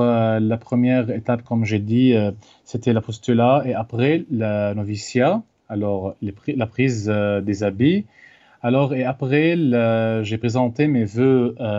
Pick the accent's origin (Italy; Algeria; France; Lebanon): Lebanon; moved away; d'origine libanaise, né en 1992 dans un village qui s'appelle Farshima